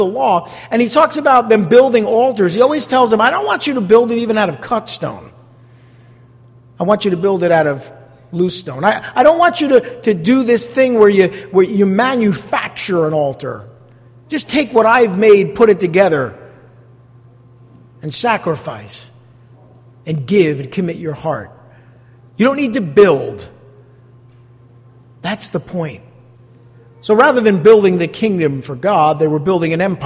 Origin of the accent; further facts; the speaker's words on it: East Rutherford, New Jersey, United States; I grew up here in East Rutherford looking out the window and looking at the skyline